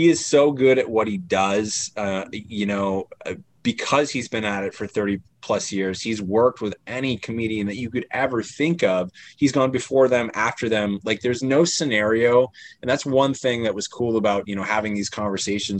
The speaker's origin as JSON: {"language": "English", "region": "Maine", "country": "United States", "also_born_or_lived": "Chicago", "said": "I'm from Maine"}